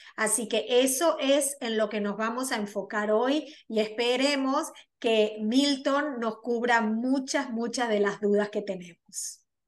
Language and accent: Spanish; Argentina; moved away as an adult; now in New York, United States; soy argentina, pero resido en la ciudad de Nueva York ya 24 años